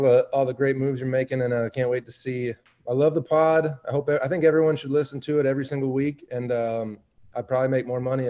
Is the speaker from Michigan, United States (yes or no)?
yes; Michigan, United States; I'm from Michigan.